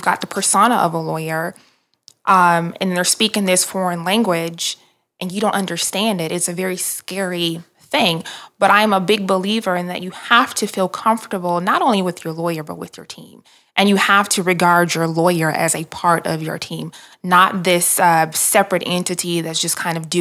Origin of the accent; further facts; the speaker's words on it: Detroit, Michigan, United States; moved away; also born or lived in Atlanta; grew up in Detroit, and my parents and I moved to Atlanta in 1997